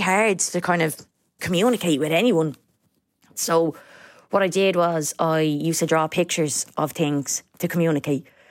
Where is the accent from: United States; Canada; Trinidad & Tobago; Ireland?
Ireland; Dublin, Leinster; I grew up in Coolock, uh, with my mom